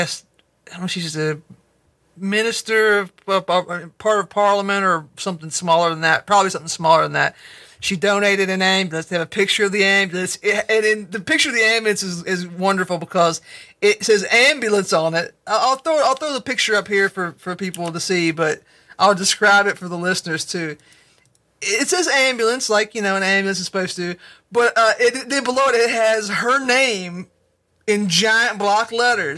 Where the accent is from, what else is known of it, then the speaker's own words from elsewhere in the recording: United States; me as an American